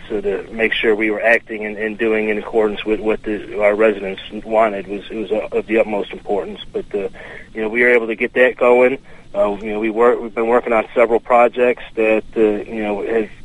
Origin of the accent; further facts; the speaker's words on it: Cicero, Illinois, United States; moved away as an adult; now in Elbert County, Georgia, United States; I was born and raised in Illinois, uh, okay. Cicero, Illinois to be exact, and uh, moved down here to Elbert County about ten years ago.